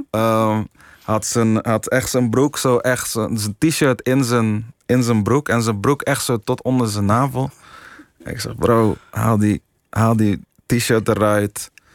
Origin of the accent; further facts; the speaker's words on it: Curaçao; now in Netherlands; ik heb gewoon mijn jeugd, mijn school, in ieder geval een groot deel van mijn jeugd in Curaçao